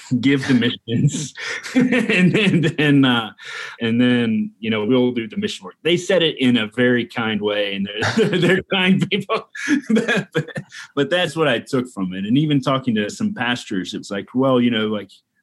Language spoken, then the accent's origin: English; Louisville, Kentucky, United States; I was born and raised here in Louisville, Kentucky. Still live here in Louisville